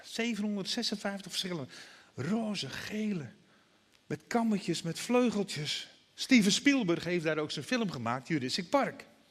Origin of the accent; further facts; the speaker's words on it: Broek op Langedijk, North Holland, Netherlands; Ik ben als jongetje altijd wel meegenomen naar de kerk. Naar de Nederlandse vormde kerk bij ons in Broek op Lange Dijk. In Noord-Holland, vlakbij Alkmaar.